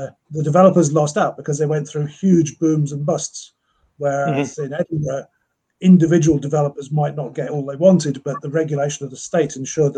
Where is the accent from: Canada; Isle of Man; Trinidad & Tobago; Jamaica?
Isle of Man; also born or lived in Cape Town, South Africa; now in Scotland; I grew up on the Isle of Man, where we had a farm. And then in the mid-1970s, my parents decided to emigrate to South Africa. So I finished high school in Cape Town